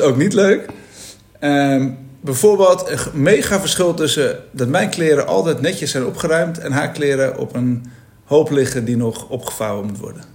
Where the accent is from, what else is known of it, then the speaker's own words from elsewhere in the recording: Amsterdam, North Holland, Netherlands; ik kom uit Amsterdam